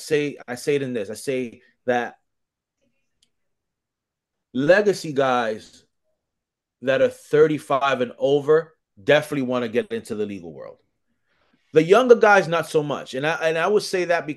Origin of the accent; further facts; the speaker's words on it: New York City, New York, United States; also born or lived in Dominican Republic (parents); I'm New York to the death of me